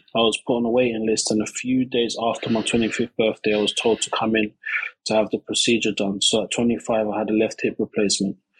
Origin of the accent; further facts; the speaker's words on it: London, United Kingdom; I grew up um, around East London